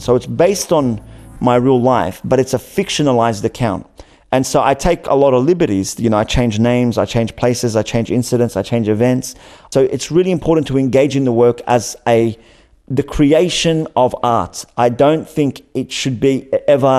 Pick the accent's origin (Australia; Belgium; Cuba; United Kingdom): Australia; growing up in Australia